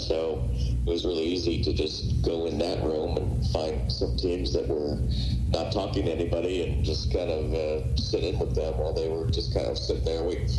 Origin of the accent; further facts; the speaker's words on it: Chicago, Illinois, United States; moved away; I was a young kid in Chicago.